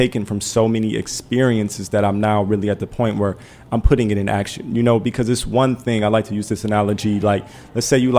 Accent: Detroit, Michigan, United States; I'm from Detroit

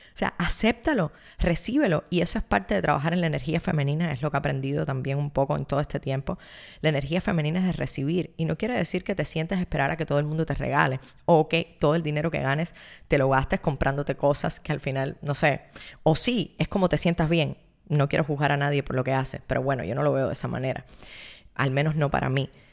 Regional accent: Cuba; vengo de Cuba, donde nos ha enseñado que todos tenemos los mismos

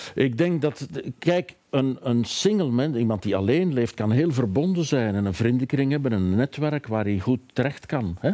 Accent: Rupel region, Flanders, Belgium; Ik kom zelf uit een streek, ik kom uit de Ruppelstreek, hè, de hmm. steenbakkerijstreek

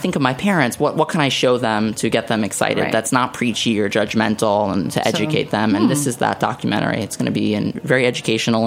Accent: New York City, New York, United States; moved away; growing up in Staten Island, my favorite foods were buffalo wings

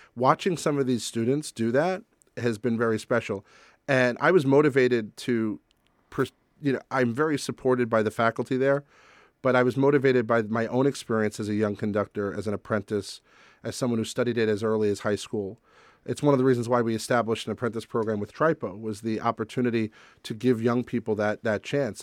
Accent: New York, United States; I knew her by her reputation at Carnegie Hall growing up in New York

